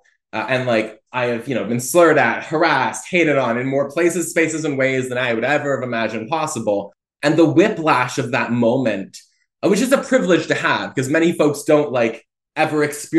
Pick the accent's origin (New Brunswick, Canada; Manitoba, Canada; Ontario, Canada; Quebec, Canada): New Brunswick, Canada; Fredericton; born there; also born or lived in Oromocto; but I was born in Fredericton, New Brunswick, and I lived for, I think, the first 3 years of my life in Oromocto, which is a military base just outside of Fredericton